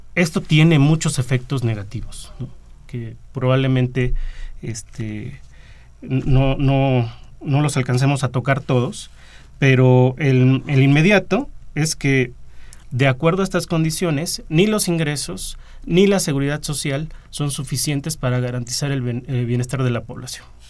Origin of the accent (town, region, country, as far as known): Mexico